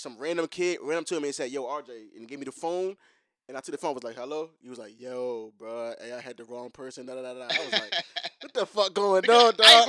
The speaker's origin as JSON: {"language": "English", "town": "Chesterfield", "region": "Virginia", "country": "United States", "tie": "born or raised there", "said": "I grew up in Chesterfield, but I can't necessarily say that I grew up around white people. Like, my family just wasn't like that. Like, my neighborhood I lived in, like, the back cul-de-sac was all black people."}